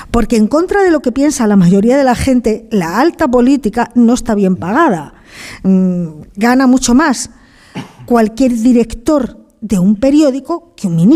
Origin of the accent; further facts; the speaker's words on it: León, Castile and León, Spain; Yo soy de León y afortunadamente en León todos sabíamos de quién era cada uno